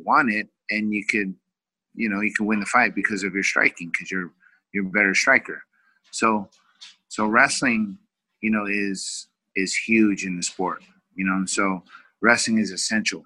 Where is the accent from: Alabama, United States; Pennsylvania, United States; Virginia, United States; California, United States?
California, United States; Vallejo; moved away as an adult; also born or lived in Oklahoma; now in Orange County, United States; we moved to California back close to my hometown, which is Vallejo